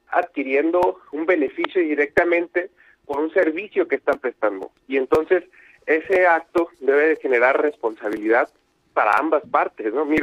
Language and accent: Spanish; Mexico; Creo que eh, debemos dejar de pensar así como sociedad, como mexicanos, debemos de aspirar a ser una sociedad más responsable